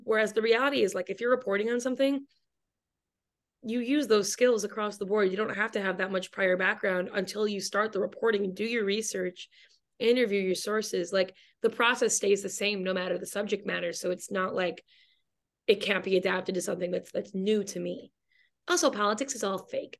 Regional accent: Michigan, United States; now in Brooklyn, New York, United States; I'm from Michigan, and that is how I loosely know Grace through the University of Michigan

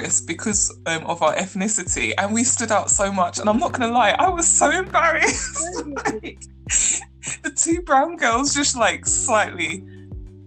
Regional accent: London, United Kingdom; born and raised in London

